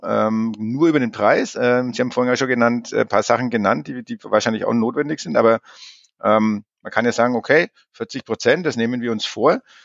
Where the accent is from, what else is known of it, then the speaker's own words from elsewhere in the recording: Germany; bei uns in Deutschland